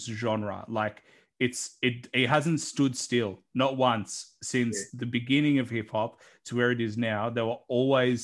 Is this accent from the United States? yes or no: no; Australia; accent: Australian; I know that's my accent